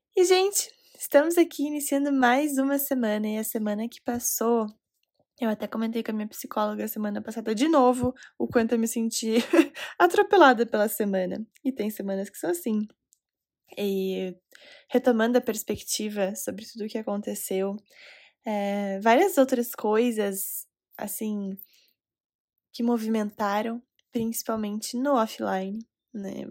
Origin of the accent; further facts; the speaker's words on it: Recife, Pernambuco, Brazil; now in Curitiba, Brazil; Recife, Pernambuco, minha cidade natal.